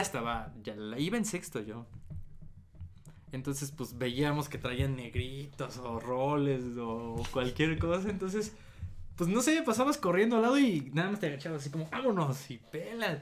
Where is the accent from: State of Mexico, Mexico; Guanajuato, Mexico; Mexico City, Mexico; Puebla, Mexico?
State of Mexico, Mexico; yo soy del Estado de México